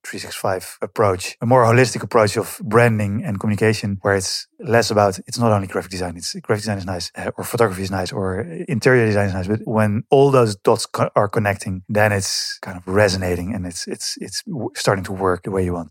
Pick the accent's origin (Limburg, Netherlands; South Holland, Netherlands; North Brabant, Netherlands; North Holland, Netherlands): North Holland, Netherlands; Hilversum; English is a second language; moved away; also born or lived in Amsterdam; from the Netherlands. Uh, uh, grew up in, uh, a small village called Verzijst, then Hilversum